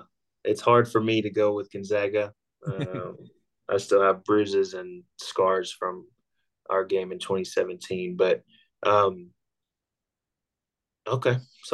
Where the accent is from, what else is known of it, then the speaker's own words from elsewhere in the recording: Houston, Texas, United States; it's my hometown